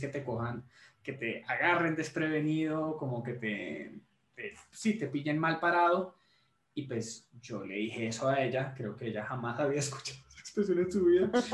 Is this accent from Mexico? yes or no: no; Colombia; soy colombiano